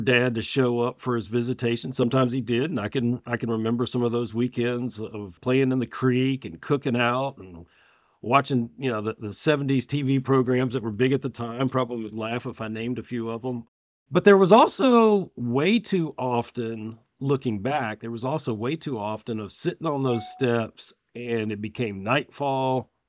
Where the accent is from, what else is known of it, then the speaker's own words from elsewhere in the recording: Richmond, Virginia, United States; I was born in Richmond, Virginia